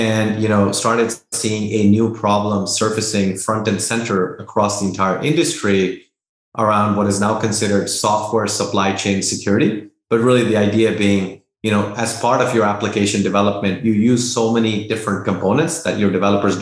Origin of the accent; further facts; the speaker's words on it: Dehradun, Uttarakhand, India; moved away as an adult; also born or lived in Delhi; now in United States; I was born in Delhi, grew up in Dehradun, did my schooling there, moved to the US and did my undergrad in computer science